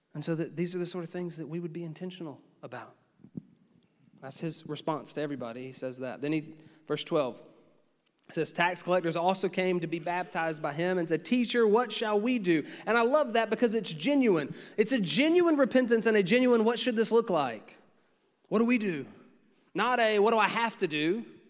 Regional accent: United States; as an American

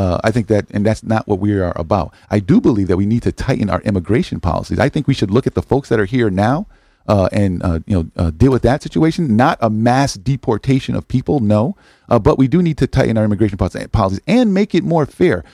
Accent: New Haven, Connecticut, United States; also born or lived in Hartford; I grew up in the hill section of New Haven

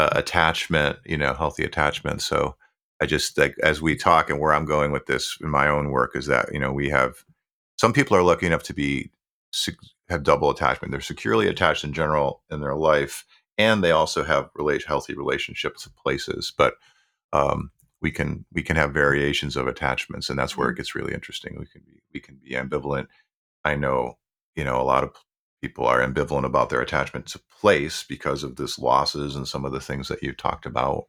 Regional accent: Buffalo, New York, United States; where I grew up in Buffalo, New York

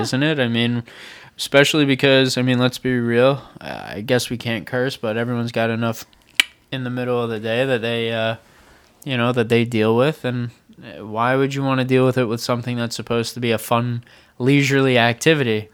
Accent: Long Island, New York, United States; moved away; I grew up on Long Island.

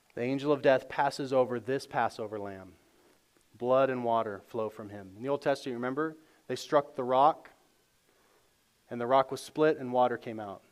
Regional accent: United States; as good American Christians

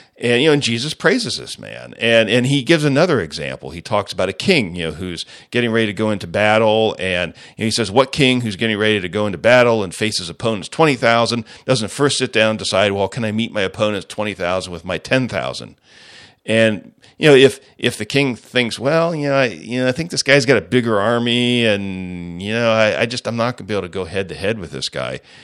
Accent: United States; as the American people

